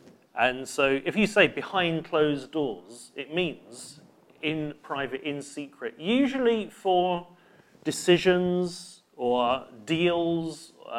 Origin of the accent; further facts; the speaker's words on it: United Kingdom; We are British